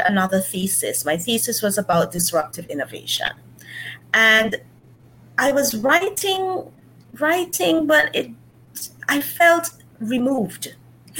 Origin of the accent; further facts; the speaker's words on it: St. Kitts & Nevis; I am from St. Kitts